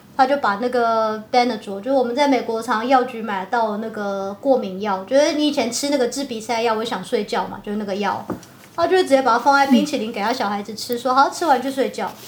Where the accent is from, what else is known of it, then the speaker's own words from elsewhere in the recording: Taiwan; moved away as an adult; also born or lived in United States; now in Italy; 我不是就是台湾土生土长的 的小孩吗